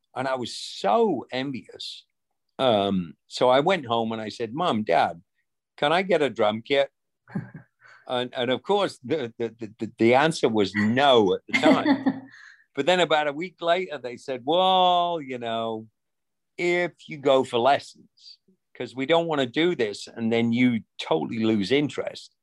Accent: rural England, United Kingdom; moved away as an adult; now in United States; growing up in England in rural England

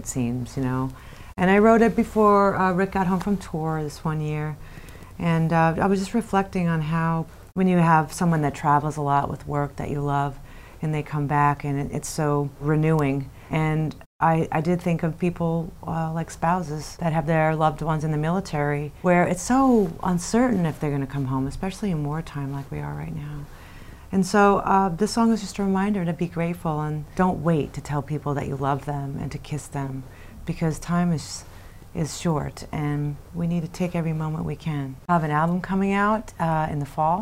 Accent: New York, United States; moved away; I'm from New York. All my family's here

